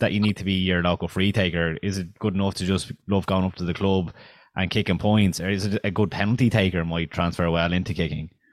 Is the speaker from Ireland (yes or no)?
yes; Ireland; as Irish people